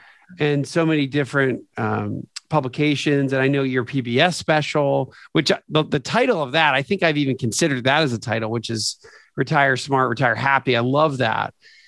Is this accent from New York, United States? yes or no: no; Lancaster, Pennsylvania, United States; moved away as an adult; now in Atlanta, United States; I've been in Atlanta for almost 25 years and I still don't say I'm from Atlanta. I still say I'm from kind of the Lancaster, PA, you know, Amish country in southeastern PA.